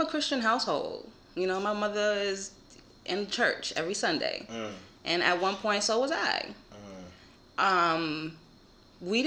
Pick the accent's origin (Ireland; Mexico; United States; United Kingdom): United States; New York City, New York; also born or lived in Florida; I'm from Co-op City